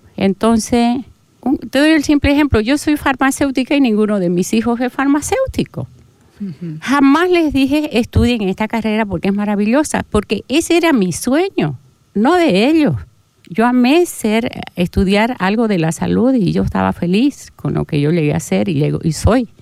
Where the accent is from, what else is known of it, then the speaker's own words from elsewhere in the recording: Portachuelo, Santa Cruz, Bolivia; moved away as an adult; now in Santa Cruz de la Sierra, Bolivia; mi pueblo donde nací